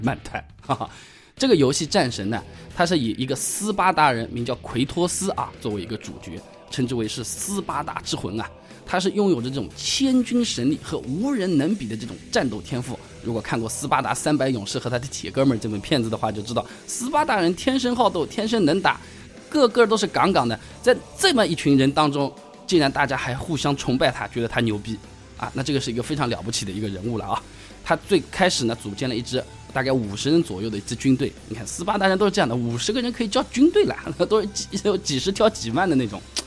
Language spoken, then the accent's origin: Chinese; China; 我们中国人大多数也比较讨厌日本人